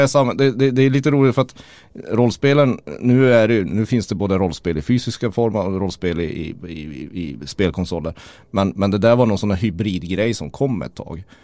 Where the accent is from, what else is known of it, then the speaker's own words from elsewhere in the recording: Kiruna, Norrbotten County, Sweden; som vi säger i Kiruna